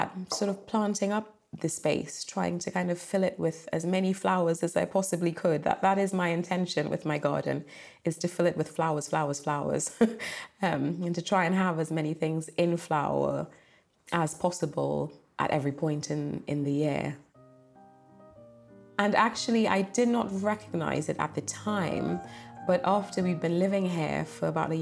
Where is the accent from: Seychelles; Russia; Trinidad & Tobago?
Trinidad & Tobago; now in England; I grew up in Trinidad and Tobago in the Caribbean